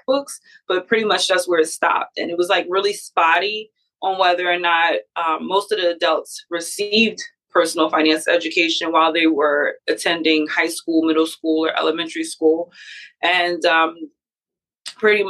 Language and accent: English; Philadelphia, Pennsylvania, United States; I'm from Philadelphia, born and raised